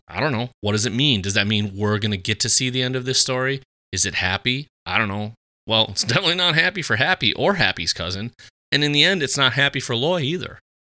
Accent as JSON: {"language": "English", "town": "Fargo", "region": "North Dakota", "country": "United States", "tie": "born or raised there", "said": "grew up Catholic here in the, here in the old Fargo"}